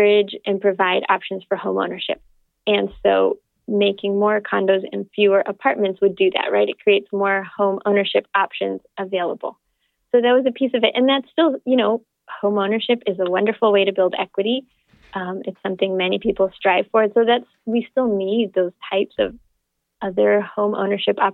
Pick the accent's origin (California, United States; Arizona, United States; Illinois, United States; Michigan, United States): Arizona, United States; Phoenix; now in Seattle, United States; I guess I should be loyal to Seattle since I live there now, but I don't know. I grew up in Phoenix.